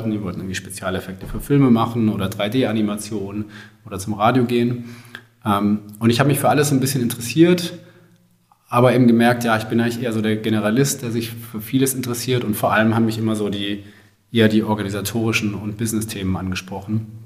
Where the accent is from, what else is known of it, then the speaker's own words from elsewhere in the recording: Baden-Württemberg, Germany; also ich komme aus dem, aus dem Großraum Stuttgart und bin dann damals äh, auch zum Studium nach Stuttgart gegangen